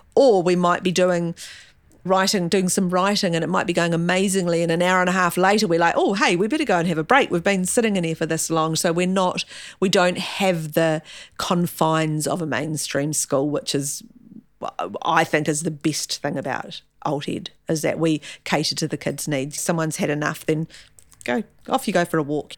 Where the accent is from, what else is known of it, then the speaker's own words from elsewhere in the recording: Gisborne, New Zealand; also born or lived in Gore; now in Auckland, New Zealand; Gisborne. Born and bred in Gisborne